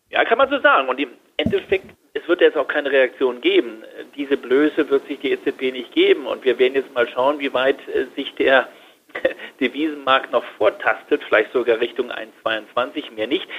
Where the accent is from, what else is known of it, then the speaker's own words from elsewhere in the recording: Germany; bei uns in Deutschland